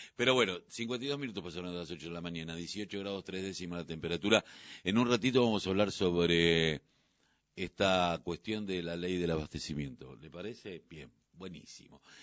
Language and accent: Spanish; Buenos Aires Province, Argentina; Yo soy del conurbano.